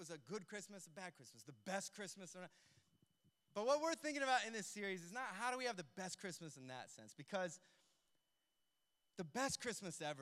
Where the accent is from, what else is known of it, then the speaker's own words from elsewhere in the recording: United States; moved away; we grew up in the States